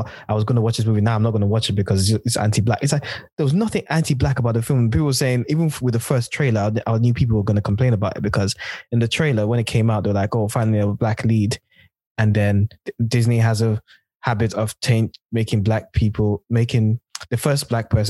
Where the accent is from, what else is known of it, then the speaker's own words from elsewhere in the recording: United Kingdom; as a black, like black British African person